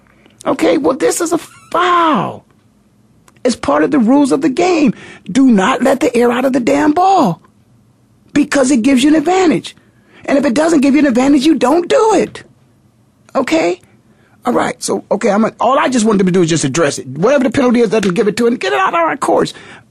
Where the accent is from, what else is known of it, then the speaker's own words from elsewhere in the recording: Canton, Ohio, United States; moved away; I was in Canton, Ohio, of course, my hometown